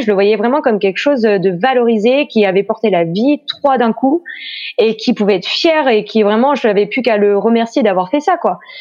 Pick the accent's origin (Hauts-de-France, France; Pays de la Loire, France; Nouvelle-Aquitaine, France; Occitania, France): Pays de la Loire, France; moved away as an adult; now in Brittany, France; je suis née en Loire-Atlantique, mais voilà je suis restée par amour pour un Breton.